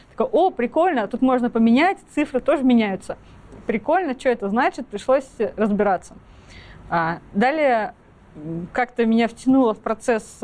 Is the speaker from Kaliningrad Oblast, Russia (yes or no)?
yes; Kaliningrad, Kaliningrad Oblast, Russia; Я из Калининграда сама э, родом училась в школе